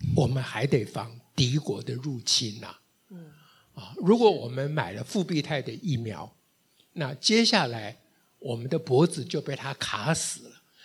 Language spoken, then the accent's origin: Chinese; Taiwan; 我们今天在台湾的奋斗，不只是为了我们台湾人，不只是为我们台湾将来的小孩